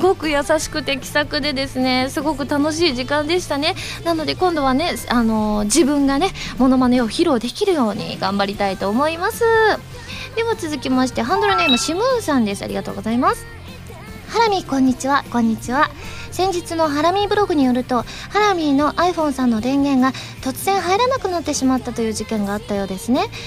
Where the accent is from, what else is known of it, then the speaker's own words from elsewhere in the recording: Osaka, Japan; accent: Osaka dialect (Kansai-ben); 私関西弁喋れると言っても大阪弁なんですけれども